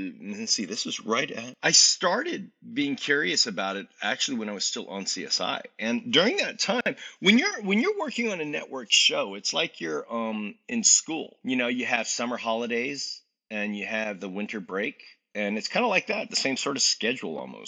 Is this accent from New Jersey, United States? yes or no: no; Virginia, United States; also born or lived in Washington, D.C.; growing up in Virginia